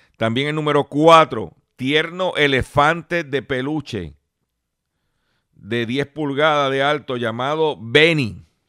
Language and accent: Spanish; Lares, Puerto Rico; Mi pueblo de Lares